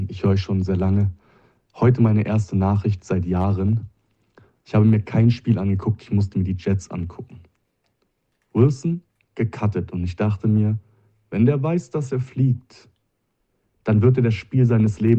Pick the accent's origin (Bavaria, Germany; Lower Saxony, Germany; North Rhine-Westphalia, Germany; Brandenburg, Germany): Brandenburg, Germany; Cottbus; die Cottbus Crayfish aus meiner Heimatstadt